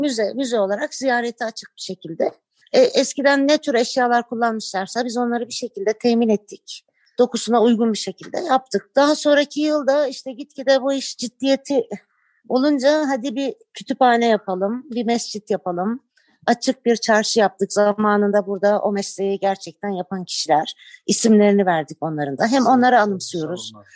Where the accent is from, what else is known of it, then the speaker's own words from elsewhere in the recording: Istanbul, Turkey; Ben bu köyün kızı değilim. İstanbul'da doğdum büyüdüm.